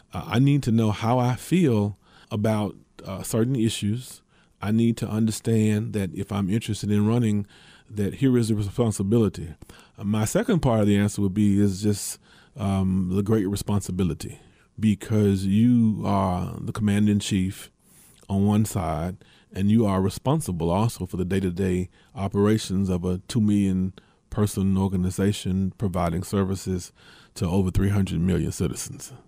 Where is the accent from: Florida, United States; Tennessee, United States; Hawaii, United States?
Tennessee, United States; Memphis; the city of Memphis, my, my hometown